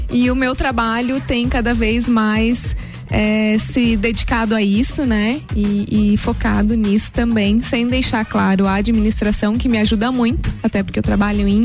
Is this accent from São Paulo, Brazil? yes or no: no; Lages, Santa Catarina, Brazil; Eu nasci em Laje, uhum. sou lagiana da Gema. Amo essa cidade. Adoro morar em Lages